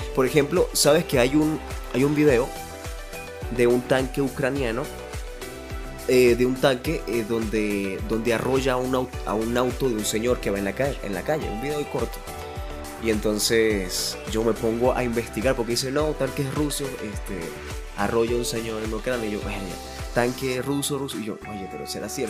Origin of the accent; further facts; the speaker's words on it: Venezuela; moved away; A mí como venezolano, en el extranjero